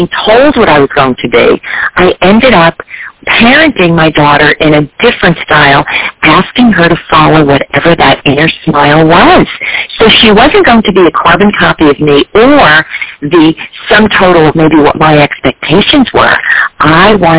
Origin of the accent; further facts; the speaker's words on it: New Jersey, United States; moved away; I was a little girl growing up in New Jersey